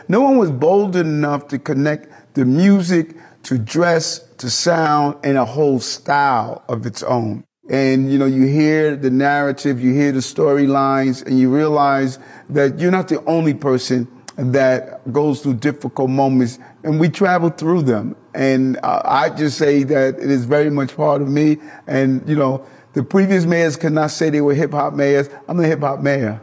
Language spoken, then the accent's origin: English; New York City, New York, United States; I grew up in South Jamaica, Queens